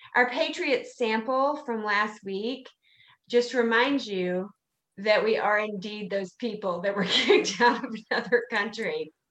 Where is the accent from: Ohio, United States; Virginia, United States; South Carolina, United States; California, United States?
South Carolina, United States; I'm from South Carolina